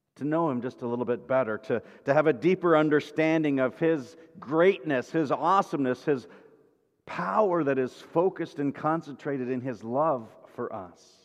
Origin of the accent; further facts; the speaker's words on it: Kansas, United States; I grew up in Kansas, west of the Mississippi River, which was Midwest